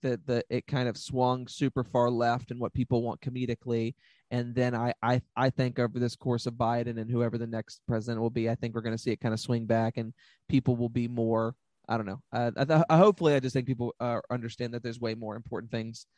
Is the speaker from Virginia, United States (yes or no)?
yes; Cartersville, Virginia, United States; also born or lived in Farmville, Virginia / Richmond, Virginia; I'm from Cartersville, Virginia, which is like 50 minutes outside of Farmville, which is where I went to high school and stuff.